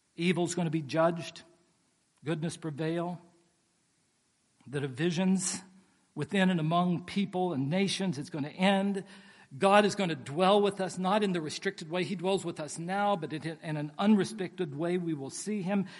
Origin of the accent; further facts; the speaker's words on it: West Virginia, United States; now in Pasadena, United States; I grew up in West Virginia